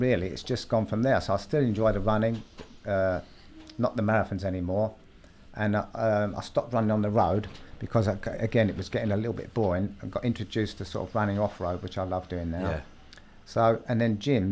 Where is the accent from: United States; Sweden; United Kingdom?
United Kingdom; London; I grew up in South London